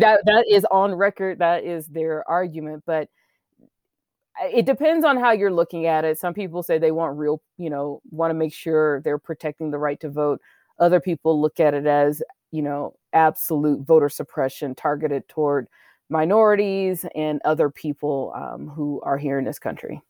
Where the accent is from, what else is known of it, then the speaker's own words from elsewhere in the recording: United States; I live here, you know I'm American